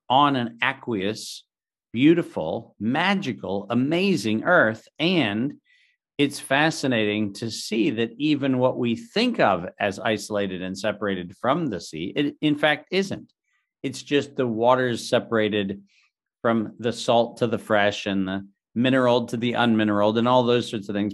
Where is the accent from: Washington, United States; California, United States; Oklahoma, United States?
California, United States; Southern; I grew up in Southern California in the early nineteen seventies